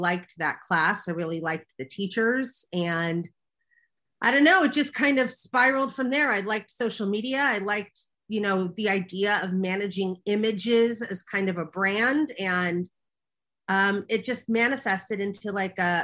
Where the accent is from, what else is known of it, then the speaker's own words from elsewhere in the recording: Los Angeles, California, United States; also born or lived in New York; I grew up in Los Angeles, or Hollywood, so to speak